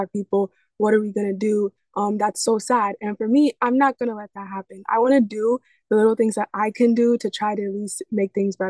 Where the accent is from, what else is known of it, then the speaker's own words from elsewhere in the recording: New York City, New York, United States; coming from the Bronx, growing up in the Bronx and, you know, Bronx poverty, all that. So I really have experienced that. And then it's just the generational trauma of like being a Black woman in the United States.